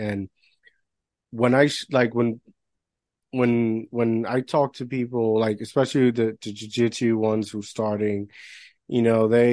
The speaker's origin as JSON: {"language": "English", "country": "Puerto Rico", "tie": "born or raised there", "moved": "yes", "said": "although I'm American, I grew up in Puerto Rico"}